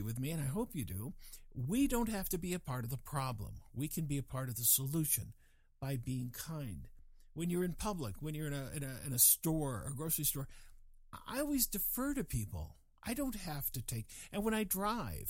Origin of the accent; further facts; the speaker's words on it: England, United Kingdom; I was born in England